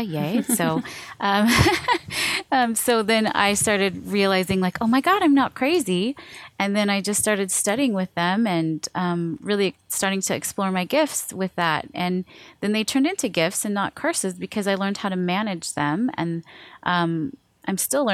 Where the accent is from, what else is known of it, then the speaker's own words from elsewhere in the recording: Seattle, Washington, United States; also born or lived in Hawaii; I was born in Hawaii and then I was raised in Seattle